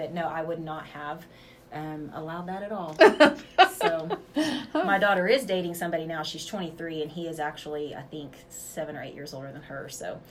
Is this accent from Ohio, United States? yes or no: no; Woodward, Oklahoma, United States; also born or lived in Bellflower, California / Hinton, Oklahoma; So my mom moved there. Moved from there when I was 2, and I was raised between Woodward, the Hinton area, and stuff like that.